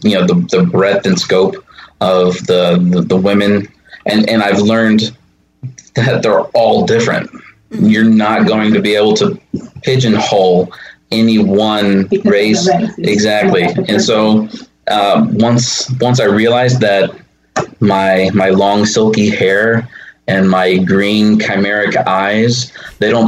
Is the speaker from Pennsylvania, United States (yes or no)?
no; Texas, United States; moved away; also born or lived in Oklahoma / Dallas; I was born in Oklahoma, moved to Texas, spent my formative years there in the Deep South